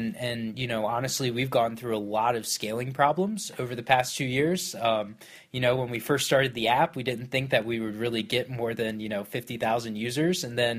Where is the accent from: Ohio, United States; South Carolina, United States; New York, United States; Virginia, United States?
Virginia, United States; Virginia Beach; Virginia Beach.